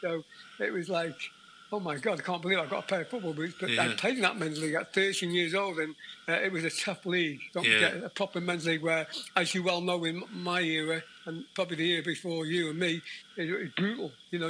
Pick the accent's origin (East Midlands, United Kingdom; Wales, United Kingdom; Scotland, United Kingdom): Wales, United Kingdom; Mochdre; In North Wales, obviously, that landed low Colwyn Bay, which have got a bit of the name. Oh, Colwyn Bay. About a mile from there. So, a lovely little council house.